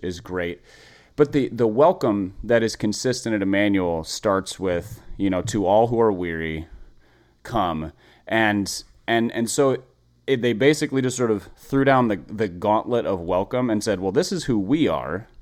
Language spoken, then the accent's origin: English; Minneapolis, Minnesota, United States; I grew up in Minneapolis